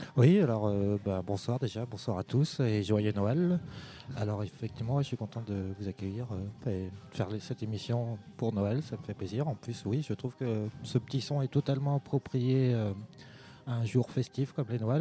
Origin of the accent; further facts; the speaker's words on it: Vannes, Brittany, France; Je viens de pas très loin. Je, je suis vantais d'origine